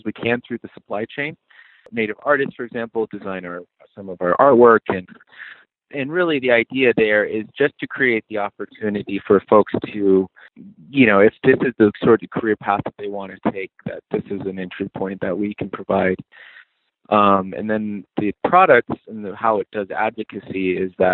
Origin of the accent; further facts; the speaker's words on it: Four Corners, United States; now in Colorado, United States; I'm from the Navajo Nation